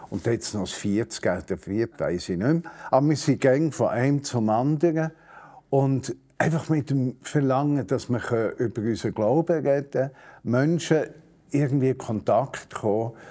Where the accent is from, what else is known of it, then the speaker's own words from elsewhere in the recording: Zurich, Switzerland; Also ich bin in der Stadt Zürich geboren worden, aufgewachsen, habe mich mit 18 unsterblich verliebt in ein Modi von Hünibach bei Thun.